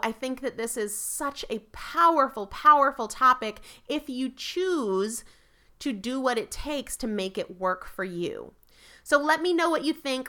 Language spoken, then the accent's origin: English; New England, United States; I'm from New England, I'm a Yankee